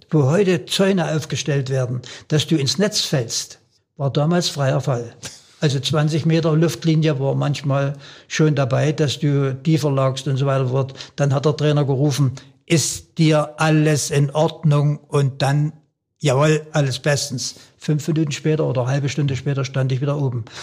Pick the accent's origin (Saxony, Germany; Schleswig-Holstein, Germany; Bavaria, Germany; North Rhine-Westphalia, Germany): Saxony, Germany; Lauter; born there; Bei uns am, in Lauter, wo ich geboren bin, war ein kleiner, ein kleiner Weg, der etwas steiler war